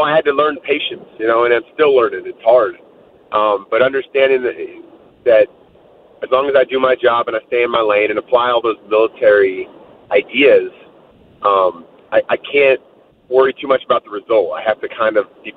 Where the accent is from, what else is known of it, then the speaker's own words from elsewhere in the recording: San Francisco Bay Area, California, United States; I grew up in the San Francisco Bay Area. Lived almost my whole young life there